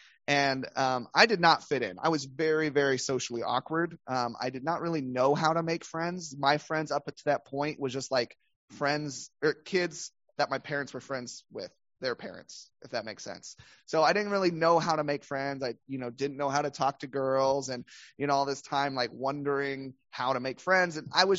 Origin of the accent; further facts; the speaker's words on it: the Bible Belt, United States; We, once again, growing up in the Bible Belt, growing up in a, I think it was an SBC church.